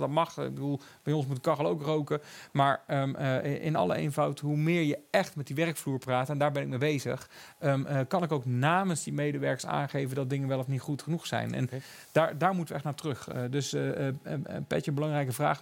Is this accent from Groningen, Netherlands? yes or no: no; Eindhoven, North Brabant, Netherlands; ik kom uit Eindhoven. Dat was natuurlijk Philips. Mijn vader heeft bij Philips gewerkt